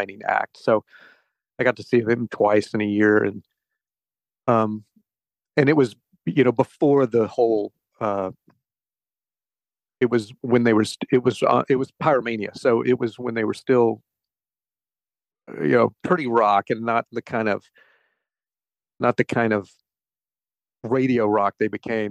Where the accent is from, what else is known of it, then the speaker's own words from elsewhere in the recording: Conway, South Carolina, United States; I grew up in South Carolina. I grew up down like Conway, Myrtle Beach area.